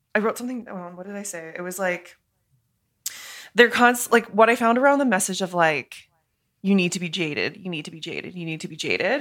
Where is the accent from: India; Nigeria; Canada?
Canada; me as a Canadian